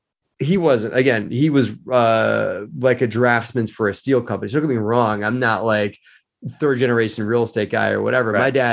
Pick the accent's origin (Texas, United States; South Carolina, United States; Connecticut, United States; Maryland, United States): Maryland, United States; Baltimore; you know, I grew up in Baltimore, Maryland. You know, just did the whole thing in Baltimore.